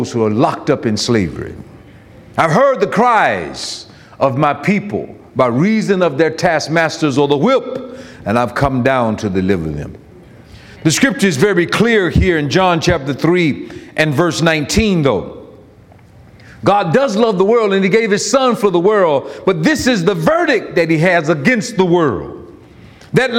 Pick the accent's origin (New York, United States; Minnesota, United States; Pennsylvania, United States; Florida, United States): Florida, United States; I'm from Florida, and I was raised in a house where we didn't have AC until I turned 16 or 17.